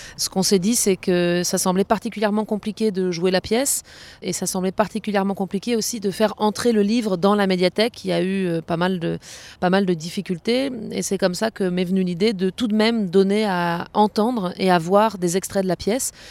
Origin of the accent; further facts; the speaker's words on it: Strasbourg, Grand Est, France; also born or lived in Hénin-Carvin; je suis strasbourgeoise et actuellement en résidence d'immersion et de travail dans la communauté d'agglomération d'Hénin-Carvin